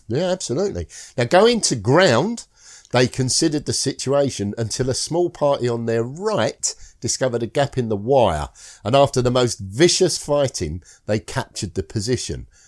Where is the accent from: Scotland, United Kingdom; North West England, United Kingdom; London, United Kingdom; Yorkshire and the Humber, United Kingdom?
Scotland, United Kingdom; I'm Scottish